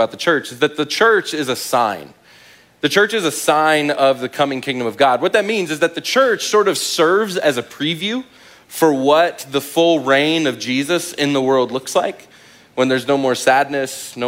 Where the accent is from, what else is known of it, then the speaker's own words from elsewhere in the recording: Midwest, United States; also born or lived in Dallas-Fort Worth, Texas; now in Manitou Springs, United States; We're both from the Midwest